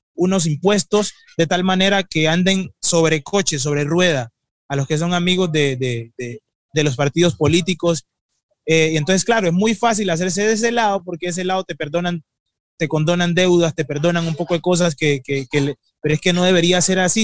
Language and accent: Spanish; Colombia; yo soy colombiano